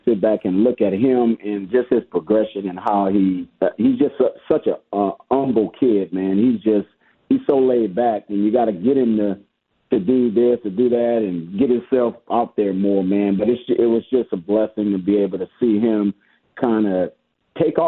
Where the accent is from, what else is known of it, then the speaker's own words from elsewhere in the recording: Abbeville, Louisiana, United States; I'm from Louisiana, Abbeville, Louisiana